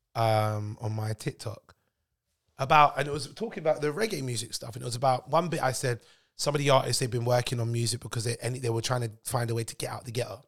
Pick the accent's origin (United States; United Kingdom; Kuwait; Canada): United Kingdom; London; I was born and raised in Neasden